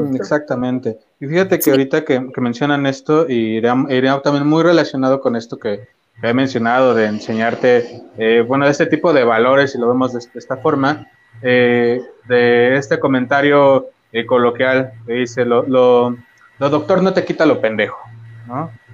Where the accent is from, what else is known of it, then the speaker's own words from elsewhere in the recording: Mexico; como mexicanos